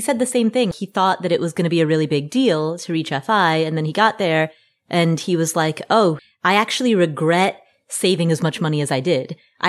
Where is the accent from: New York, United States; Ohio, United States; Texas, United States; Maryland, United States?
Ohio, United States; Cincinnati; Like, for example, the childhood home that I grew up in Cincinnati, Ohio.